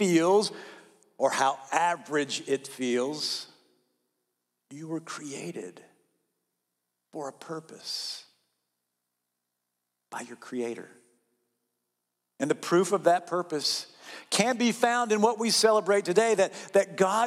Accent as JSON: {"language": "English", "region": "North Carolina", "country": "United States", "tie": "born or raised there", "said": "I grew up in North Carolina, and that region of the southern United States"}